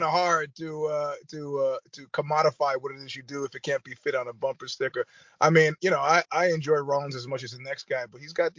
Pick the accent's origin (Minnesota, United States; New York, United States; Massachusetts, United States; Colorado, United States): New York, United States; New York City; moved away as an adult; also born or lived in Queens, New York; now in Bay Area, United States; I was born in Queens, but I grew up in Brooklyn